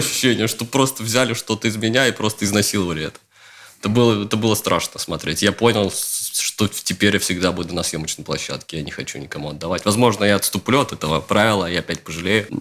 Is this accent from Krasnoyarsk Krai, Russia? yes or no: no; Luga, Leningrad Oblast, Russia; я из такого мрачноватого городка в Ленинградской области, из Луги